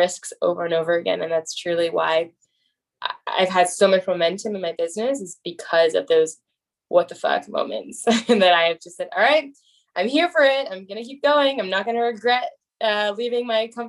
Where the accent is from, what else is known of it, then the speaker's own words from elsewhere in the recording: Bay Area, California, United States; I'm from the Bay Area